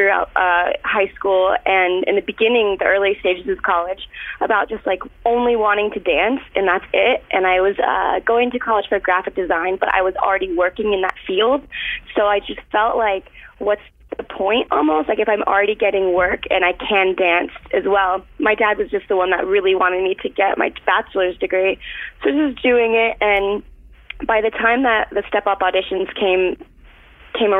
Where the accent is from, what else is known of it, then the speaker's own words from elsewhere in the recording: Florida, United States; I'm from Florida.